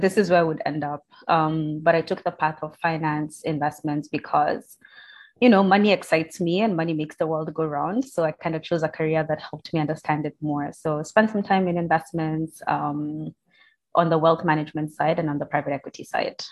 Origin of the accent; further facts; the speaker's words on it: Kenya; I was born in Kenya, so that's that's the you know nationality I identify